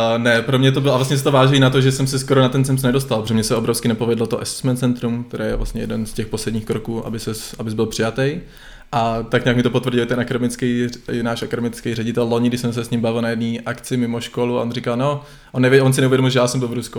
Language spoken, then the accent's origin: Czech; Czechia; moved away as an adult; also born or lived in Netherlands; jsem hrdý na to, že jsem Čech